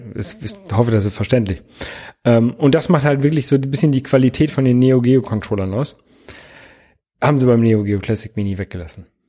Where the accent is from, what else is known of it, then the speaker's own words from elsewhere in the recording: Lower Saxony, Germany; Ich bin in Niedersachsen zur Schule gegangen.